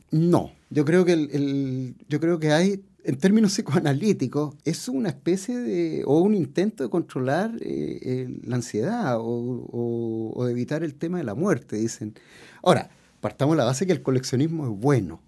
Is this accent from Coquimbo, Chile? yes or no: no; Puerto, Valparaíso, Chile; Yo vengo de Puerto y dentro de mis primeras experiencias musicales estaban los orfeones, las retretas de los días domingo